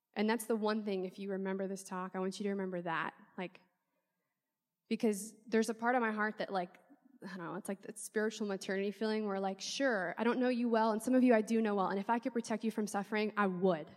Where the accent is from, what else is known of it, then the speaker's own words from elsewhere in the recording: New Orleans, Louisiana, United States; I'm from New Orleans